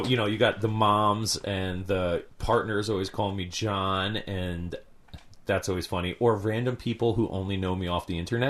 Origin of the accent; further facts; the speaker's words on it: White Plains, New York, United States; moved away as an adult; also born or lived in Italy (ancestry); now in Portland, United States; I grew up in New York. Upstate? I grew up right around the New York City. Okay. White Plains.